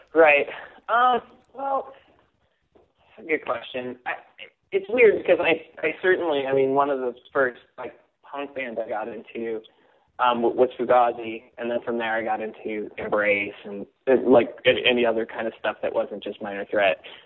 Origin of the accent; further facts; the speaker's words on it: Simi Valley, California, United States; I grew up in Simi Valley, California, which is uh, west of Los Angeles